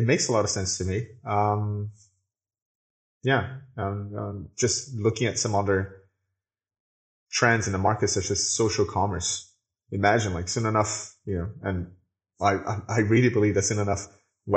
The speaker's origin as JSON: {"language": "English", "country": "Brazil", "said": "I am from Brazil, so the internet here took a little bit longer to get here"}